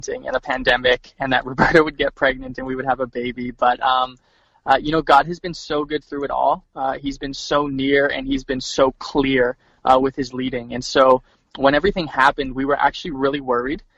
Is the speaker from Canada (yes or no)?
yes; Edmonton, Alberta, Canada; moved away as an adult; now in Winnipeg, Canada; we're originally from Edmonton